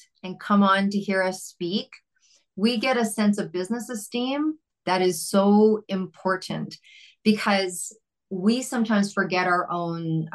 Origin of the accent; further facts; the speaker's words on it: Vancouver, British Columbia, Canada; I'm from Vancouver, Canada